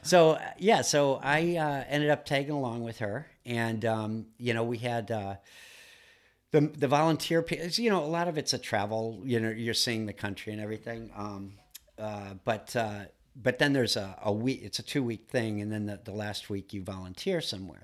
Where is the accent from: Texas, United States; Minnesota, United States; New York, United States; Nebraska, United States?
Minnesota, United States; Duluth; now in Massachusetts, United States; I grew up in Duluth, Minnesota